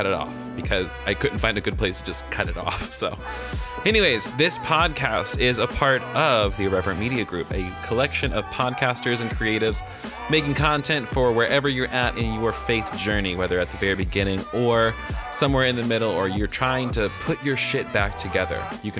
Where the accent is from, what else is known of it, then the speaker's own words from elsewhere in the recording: the South, United States; accent: Southern; I almost said The Wonder and Mystery of Being because I'm really in my Southern accent today.